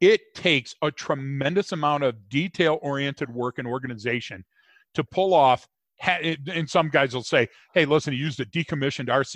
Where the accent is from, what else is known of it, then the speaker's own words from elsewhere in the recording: Detroit, Michigan, United States; growing up in Detroit